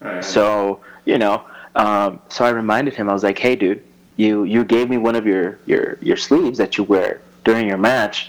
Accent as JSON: {"language": "English", "town": "Yuma", "region": "Arizona", "country": "United States", "tie": "born or raised there", "moved": "yes", "said": "born and raised in Arizona"}